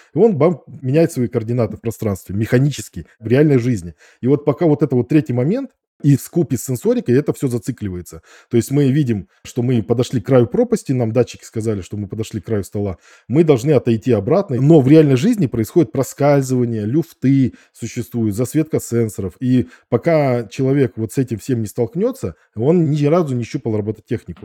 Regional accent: Novosibirsk, Novosibirsk Oblast, Russia; я из Академгородка Новосибирска

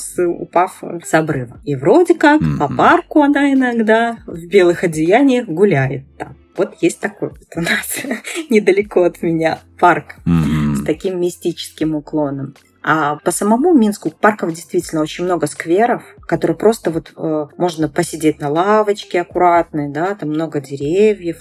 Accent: Belarus; я белоруска, да, и выросла, и родилась, и как бы живу

